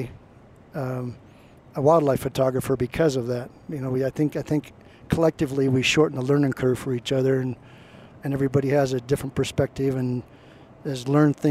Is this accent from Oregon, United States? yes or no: yes; Portland, Oregon, United States; I grew up in Portland, Oregon